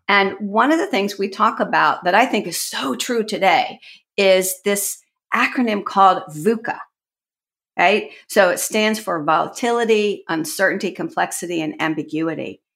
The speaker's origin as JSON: {"language": "English", "town": "Washington", "region": "District of Columbia", "country": "United States", "tie": "born or raised there", "said": "I actually grew up in the Washington, D C area, so I'm sort of an anomaly because I'm a native."}